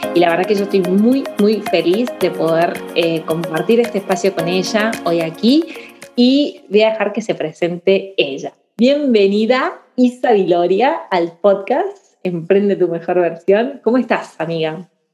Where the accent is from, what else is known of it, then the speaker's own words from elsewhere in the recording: Argentina; moved away as an adult; now in Spain; llevo casi la mitad de años eh, aquí, en la tierra también que me adaptó y, y casi tantos como en Argentina